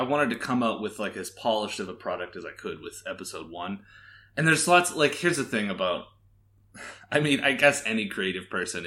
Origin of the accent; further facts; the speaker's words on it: Canada; now in Las Vegas, United States; I live in Las Vegas. I'm originally from Canada.